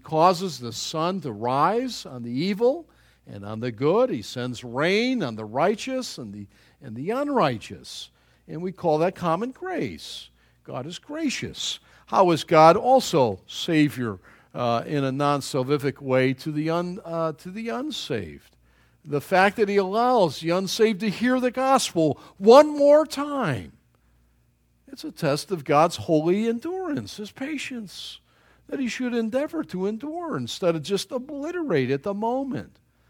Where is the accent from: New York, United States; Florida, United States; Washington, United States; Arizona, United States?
New York, United States; Growing up in New York State, there was the Peace Bridge, and it's kind of a rickety old bridge, and we went over that.